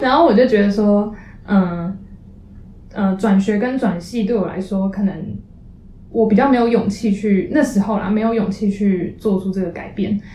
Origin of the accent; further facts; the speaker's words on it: Taipei, Taiwan; moved away as an adult; also born or lived in Chiayi; 因为我们自从台北来的，所以基本上我们在，呃，之前高中在台北的朋友，他们读台北学校的学生